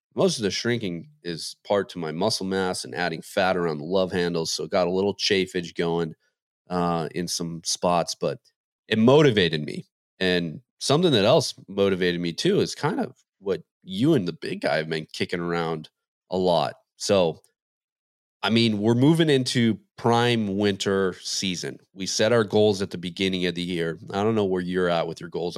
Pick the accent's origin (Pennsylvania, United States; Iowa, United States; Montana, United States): Montana, United States; growing up in Montana